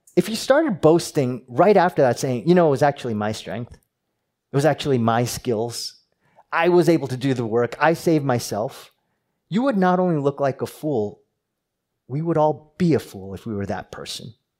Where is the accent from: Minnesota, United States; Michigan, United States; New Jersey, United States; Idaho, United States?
New Jersey, United States; moved away; I'm from New Jersey